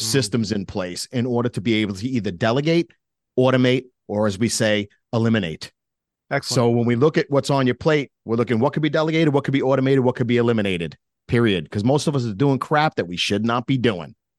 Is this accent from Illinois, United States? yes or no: no; New York, United States; being a New Yorker, yeah, I'm very direct like